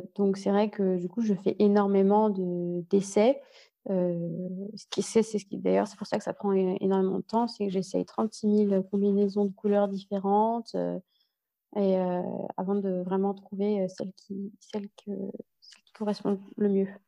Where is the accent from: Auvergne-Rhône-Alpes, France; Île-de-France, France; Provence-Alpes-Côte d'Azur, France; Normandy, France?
Île-de-France, France; Paris; also born or lived in Lyon / United States / Vietnam / Ireland; now in Berlin, Germany; j'ai grandi à Paris, je suis née à Paris, j'ai grandi à Paris. Ensuite, j'ai déménagé à Lyon